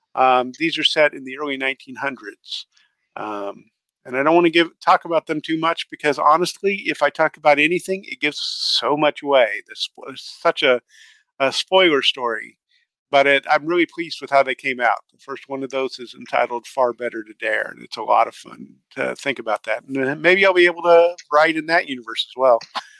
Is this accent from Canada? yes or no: yes; Canada; At times, as the Canadian, if you go look at the Gray and Simcoe unit history